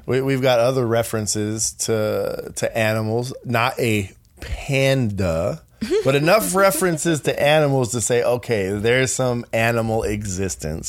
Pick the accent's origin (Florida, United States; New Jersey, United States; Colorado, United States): Colorado, United States; I'm from Colorado